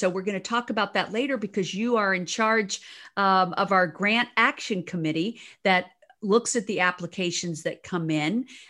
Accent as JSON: {"language": "English", "region": "the South", "country": "United States", "tie": "born or raised there", "moved": "yes", "lives_now": "Los Angeles, United States", "said": "Well, I grew up in the South also"}